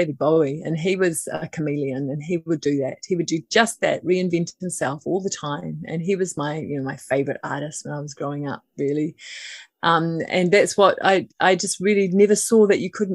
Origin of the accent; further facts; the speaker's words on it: Auckland, New Zealand; now in Waiheke Island, New Zealand; I live at the moment on Waiheke Island. I grew up in Auckland City.